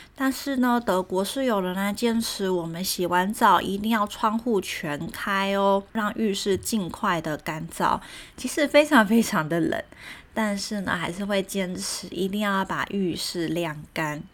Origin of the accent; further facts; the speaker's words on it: Taiwan; also born or lived in Germany; 我们台湾人